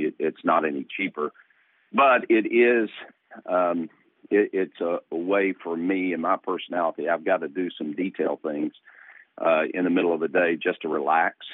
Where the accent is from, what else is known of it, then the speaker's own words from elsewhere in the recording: East Tennessee, United States; now in Virginia, United States; I was born in East Tennessee in the Smoky Mountains, and my dad and my grandfather were trout fishermen uh, in the Smokies